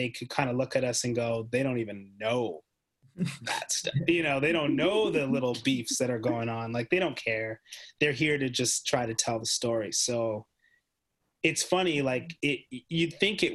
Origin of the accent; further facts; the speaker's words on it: Canada; the whole team's Canadian